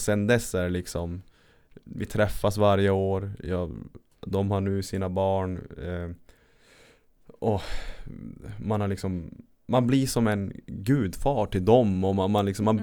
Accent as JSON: {"language": "Swedish", "region": "Lapland", "country": "Sweden", "also_born_or_lived": "Örebro", "moved": "yes", "said": "jag är från Lappland"}